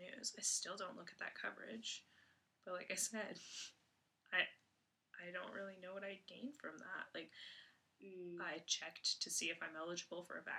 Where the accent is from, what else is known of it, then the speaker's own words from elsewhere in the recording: Canada; as a Canadian